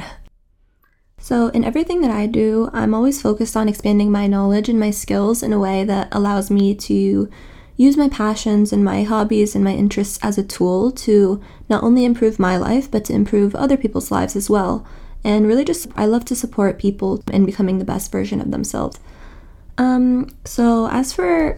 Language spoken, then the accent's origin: English; New York City, New York, United States; I'm from New York City. I was born and raised here, and my parents are Egyptian.